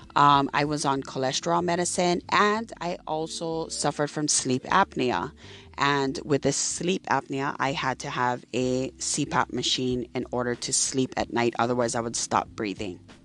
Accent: Hawaii, United States; I am from Hawaii. I live on the island of Maui.

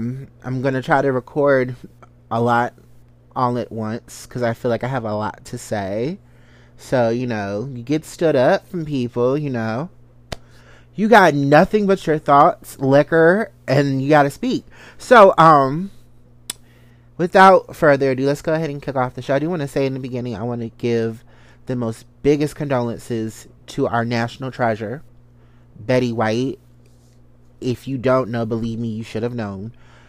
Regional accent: Salisbury, Maryland, United States; also born or lived in Washington, D.C.; I am from a good old country part of Maryland that a lot of people don't know. I'm from Salisbury, Maryland, the country, backwoods, you know. Shout out to the 410. From there, lived in the D.C. metropolitan area for majority of my life.

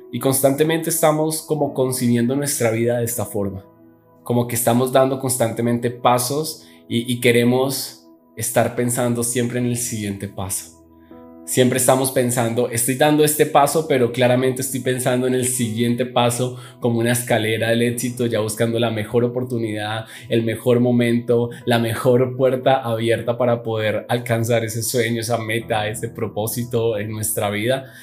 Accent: Neiva, Huila, Colombia; moved away as an adult; now in Bogotá, Colombia; yo soy de la ciudad de Neiva, una ciudad aquí en Colombia, eh, que es mucho más pequeña, en donde actualmente vivo, que es en Bogotá, la capital

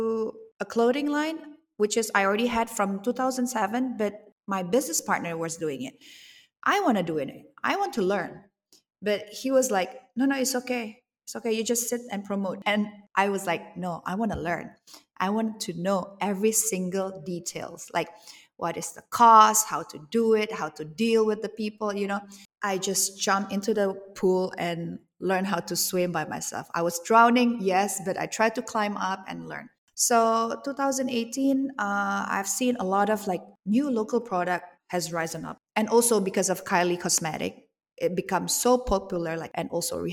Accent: Bali, Indonesia; I grew up in Bali

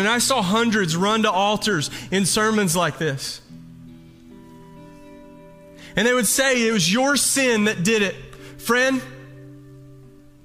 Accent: the South, United States; Growing up in the South

